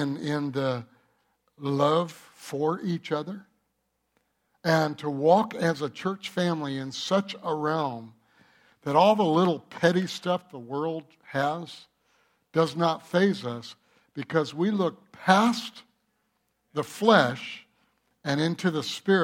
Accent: Michigan, United States; moved away; I'm from Michigan.

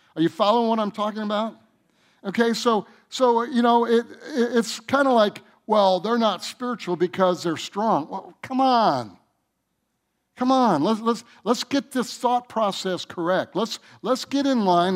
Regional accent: Michigan, United States; I'm from Michigan

